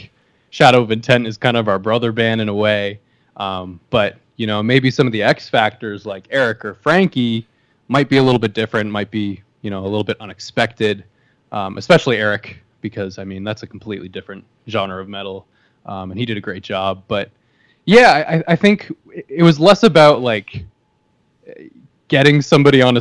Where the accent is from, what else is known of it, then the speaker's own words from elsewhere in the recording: Canada; moved away; I'm Canadian, but I don't live in Canada.